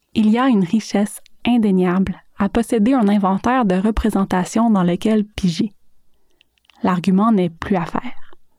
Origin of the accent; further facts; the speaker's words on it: Gatineau, Quebec, Canada; moved away as an adult; now in Montreal, Canada; J'ai quitté Gatineau d'abord pour l'université, pour poursuivre des études loin du record enveloppant de mes parents